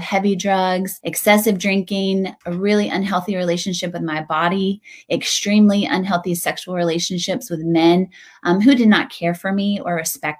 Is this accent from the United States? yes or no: yes; Western North Carolina, United States; moved away as an adult; also born or lived in New York City; now in Chapel Hill, United States; I grew up in Western North Carolina, went to NC State